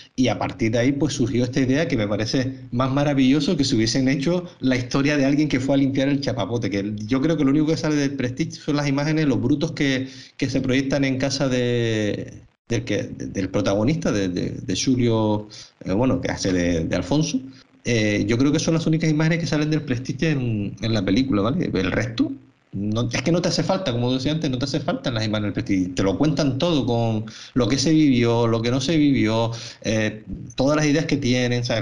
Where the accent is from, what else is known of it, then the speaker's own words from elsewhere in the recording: Canary Islands, Spain; unos canarios, como, somos nosotros tres